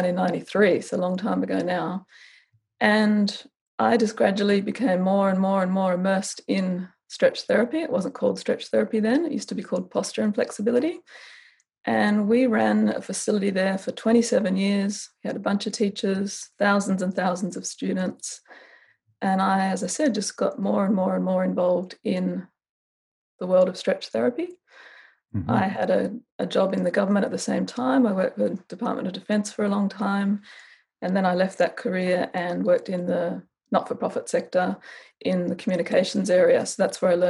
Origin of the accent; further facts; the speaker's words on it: Canberra, Australian Capital Territory, Australia; I grew up in Canberra, capital city, with my brother and my parents